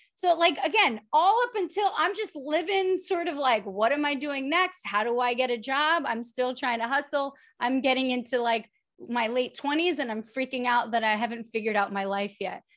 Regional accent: New York City, New York, United States; moved away as an adult; also born or lived in London / Los Angeles; I'm from The Bronx. I went to public school in The Bronx

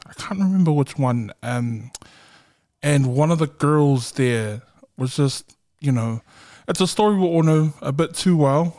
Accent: Auckland, New Zealand; I'm from South Auckland

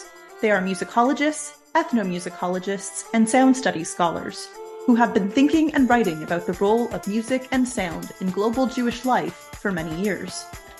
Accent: Canada; I'm a Canadian historical musicologist

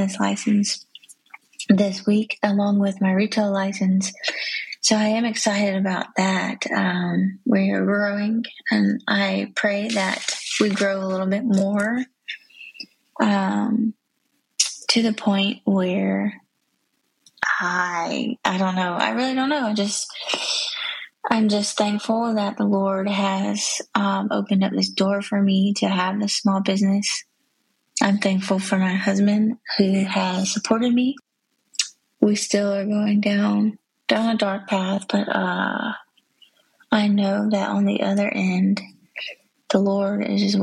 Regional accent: Georgia, United States; moved away as an adult; now in South Carolina, United States; I was born and raised in Georgia.

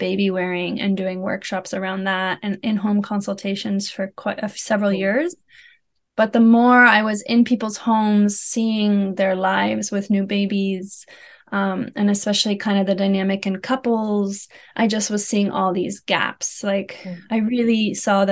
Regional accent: United States; moved away as an adult; now in Netherlands; I'm an American living in the Netherlands. We've been here for 4.5 years

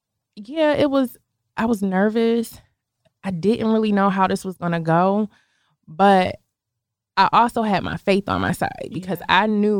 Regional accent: Buffalo, New York, United States; moved away as an adult; now in Atlanta, United States; I'm originally from Buffalo, New York. It's a smaller, I don't want to say small, but it's a smaller city close to Canada, actually.

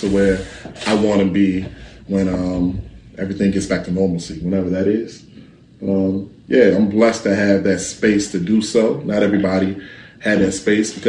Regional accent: Norfolk, Virginia, United States; also born or lived in California; raised in Virginia, Tidewater, Norfolk to be exact, but Nigerian heritage

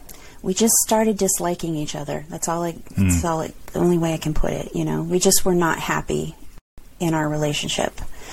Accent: California, United States; I had never lived out of California, so I wanted to experience another part of the countr

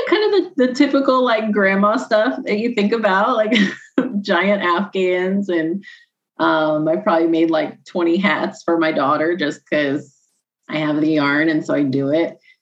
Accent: Illinois, United States; I'm from I'm from Illinois

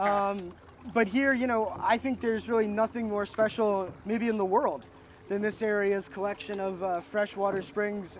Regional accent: North Florida, United States; I grew up in North Florida

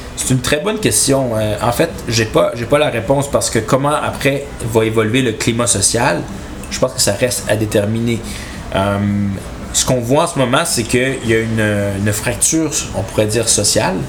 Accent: Chibougamau, Quebec, Canada; moved away; je, viens de Chibougamau, j'aime Chibougamau

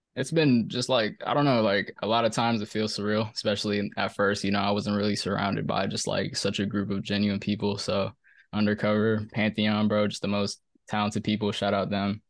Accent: Silver Spring, Maryland, United States; I'm from Maryland, bro. I'm from Silver Spring, Maryland.

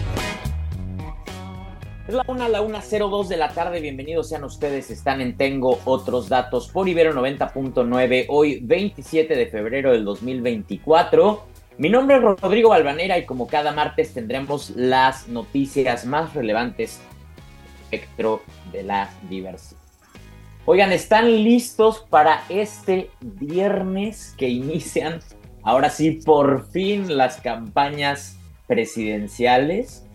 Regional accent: Mexico; como buenos mexicanos demócratas

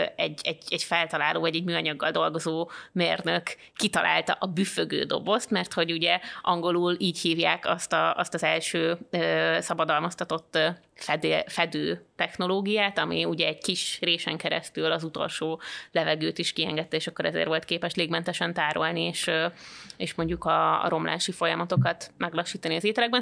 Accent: around Sopron, Győr-Moson-Sopron, Hungary; én Sopron környékén nőttem föl

